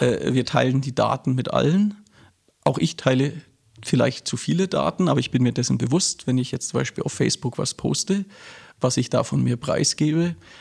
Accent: Nuremberg, Bavaria, Germany; also born or lived in Berlin; dann haben mich meine Eltern nach Nürnberg verschleppt. Und ich bin eigentlich ein sozialisierter Franke.

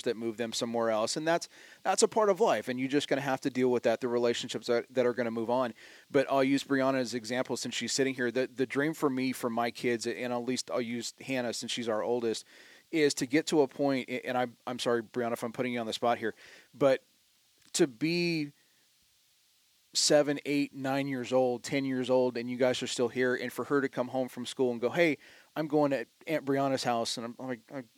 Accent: Southern California, United States; moved away; also born or lived in Fresno, California; growing up in Southern California

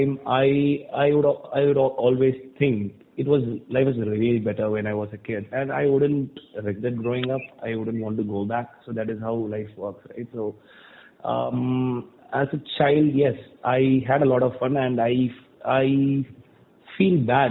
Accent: Thoothukudi, Tamil Nadu, India; also born or lived in Chennai; I was born and brought up in Tuticorin, which is a city in South Tamil Nadu. So I finished my schooling here

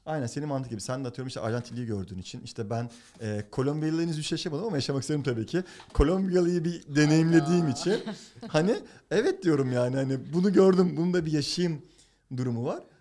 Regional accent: Turkey; moved away as an adult; now in United States; Ben Türk erkeğim

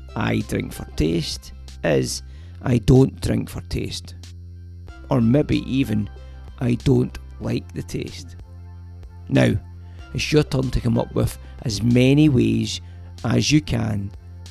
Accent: Glasgow, Scotland, United Kingdom; when I grew up in Drumchapel

